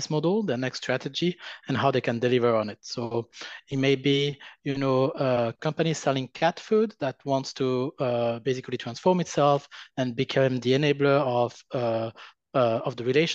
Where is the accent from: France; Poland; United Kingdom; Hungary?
France; accent: French; English is a second language; now in United States; my terrible French accent